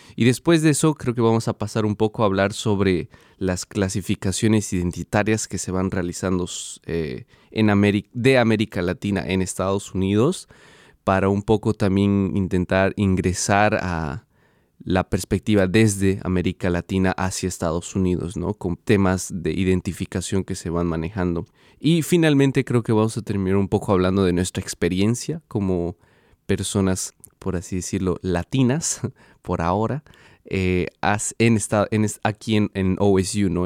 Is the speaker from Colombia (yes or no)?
no; Cochabamba, Bolivia; first language Portuguese; Spanish is a second language; moved away as an adult; also born or lived in Brazil; now in Columbus, United States; yo nací en Brasil, eh, pero desde muy temprana edad migré a Bolivia con mi familia